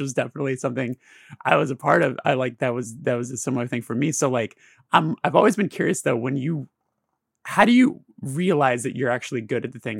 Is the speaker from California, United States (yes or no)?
yes; Burbank, California, United States; born and raised in Burbank